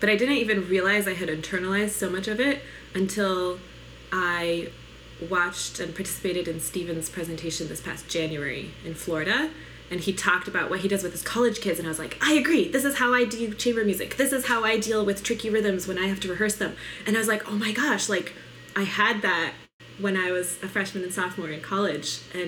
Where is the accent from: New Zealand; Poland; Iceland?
Poland; born there